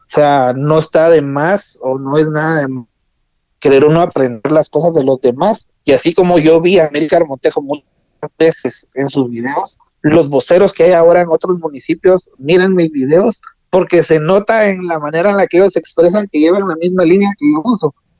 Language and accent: Spanish; Agua Blanca, Jutiapa, Guatemala; nosotros somos de Agua Blanca, o sea, somos cercanos